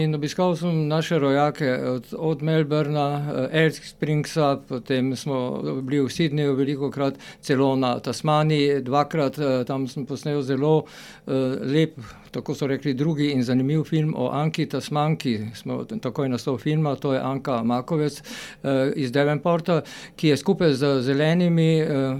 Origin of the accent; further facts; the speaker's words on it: Maribor, Slovenia; also born or lived in Graz; jaz sem iz Maribora